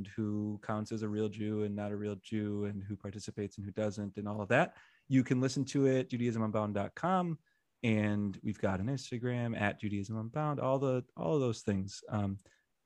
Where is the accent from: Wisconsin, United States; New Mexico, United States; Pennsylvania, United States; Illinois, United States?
Wisconsin, United States; Milwaukee; I'm from Milwaukee, and I'm a big Bucks fan